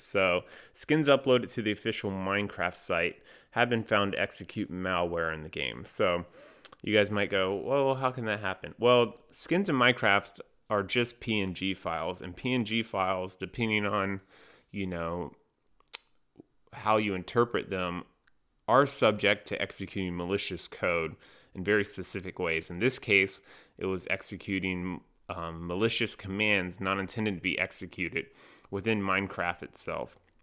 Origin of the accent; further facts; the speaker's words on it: North Carolina, United States; I'm from North Carolina.